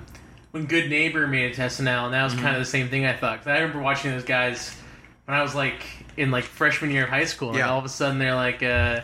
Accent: Dallas, Texas, United States; Yeah, Dallas.

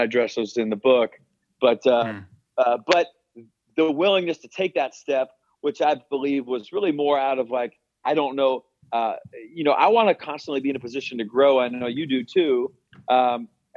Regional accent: West Coast, United States; moved away; also born or lived in Bradenton, Florida / Arizona; I'm from the West Coast

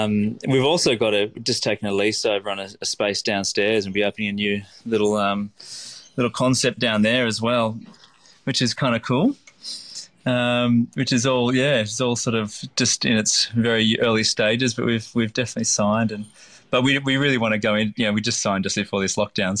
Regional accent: Lennox Head, New South Wales, Australia; we're going to try and replicate that, the childhood that I had growing up in Lennox Head.

